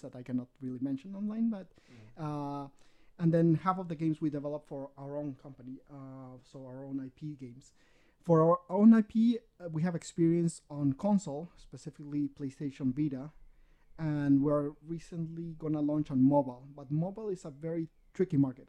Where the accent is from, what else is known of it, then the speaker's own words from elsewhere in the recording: Peru; English is a second language; I'm born, raised in Peru